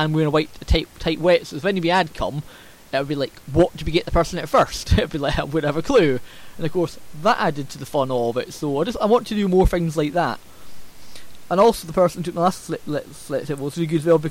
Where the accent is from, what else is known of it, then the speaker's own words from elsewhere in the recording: Scotland, United Kingdom; accent: Scots; my Scots accent